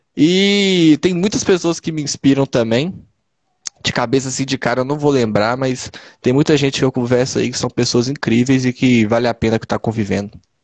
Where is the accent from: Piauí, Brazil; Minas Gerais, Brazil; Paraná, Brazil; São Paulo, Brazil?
Minas Gerais, Brazil; Ibirité; eu sou de Birité, né? Cidade que eu moro é Birité.